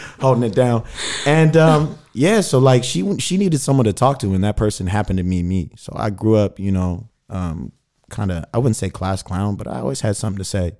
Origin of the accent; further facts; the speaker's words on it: Sacramento, California, United States; moved away as an adult; also born or lived in Mississippi; now in Berlin, Germany; I'm from Sacramento, California, the capital